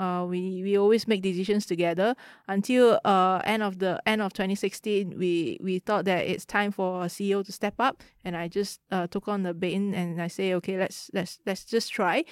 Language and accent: English; Kuala Lumpur, Malaysia; I grew up in K L.